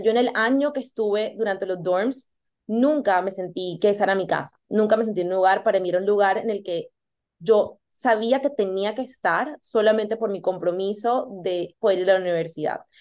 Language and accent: Spanish; Colombia; moved away as an adult; also born or lived in United States; Yo soy de Colombia y decidí irme a estudiar a los Estados Unidos